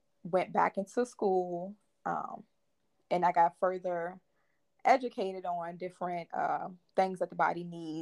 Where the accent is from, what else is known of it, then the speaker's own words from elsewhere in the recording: Richmond, Virginia, United States; I attended Virginia State University, which is in Richmond, Virginia, my hometown